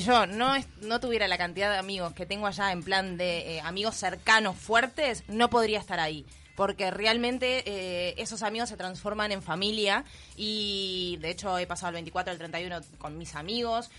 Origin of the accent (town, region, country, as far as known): Uruguay; now in Madrid, Spain